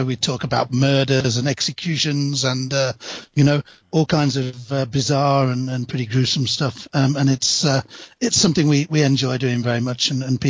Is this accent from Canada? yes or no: no; East Midlands, United Kingdom; now in Birmingham, United Kingdom; As I say, I'm from England. I live in the city of Birmingham, although I grew up in a mining town close to the city of Nottingham, so a little bit of a sort of small town upbringing.